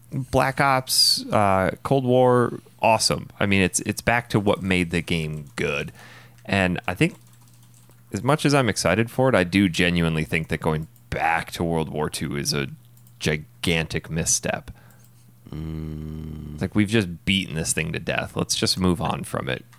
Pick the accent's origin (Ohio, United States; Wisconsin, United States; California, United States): Wisconsin, United States; born or raised there; moved away as an adult; now in Phoenix, United States